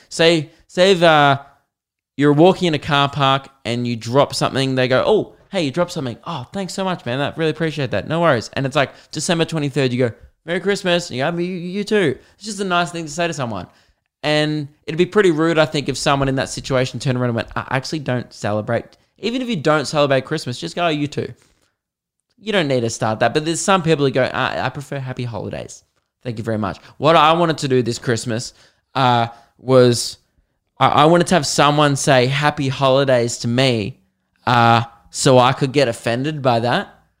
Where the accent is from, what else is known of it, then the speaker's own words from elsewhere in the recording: Australia; being Australian